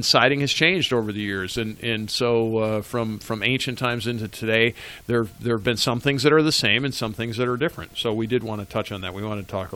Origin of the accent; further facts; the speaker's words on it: Western New York, United States; I grew up in Western New York